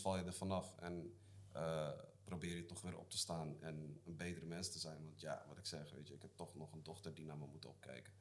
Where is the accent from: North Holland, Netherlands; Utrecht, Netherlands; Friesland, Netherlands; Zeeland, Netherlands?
Zeeland, Netherlands; ik kom uit Zeeland, hè, dat is de kontgat van Nederland.